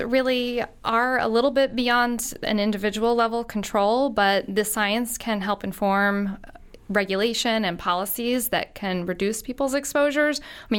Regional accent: Long Island, New York, United States; Well, I grew up in Long Island, New York, just across the sound here. And I grew up in the 70s, 80s, and 90s.

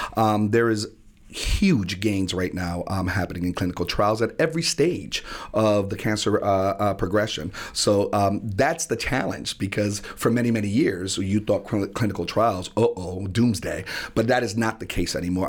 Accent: New Haven, Connecticut, United States; being born and raised in New Haven and in the Hill section of New Haven

